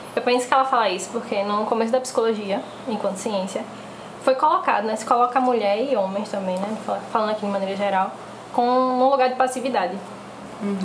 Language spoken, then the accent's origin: Portuguese; Recife, Pernambuco, Brazil; sou aqui de Recife também